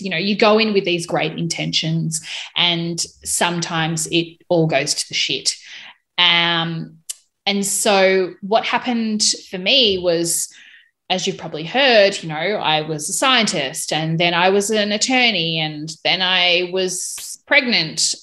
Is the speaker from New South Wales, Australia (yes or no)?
no; Melbourne, Victoria, Australia; moved away as an adult; now in Hobart, Australia; I'm currently living in Hobart, Tasmania. I was originally from Melbourne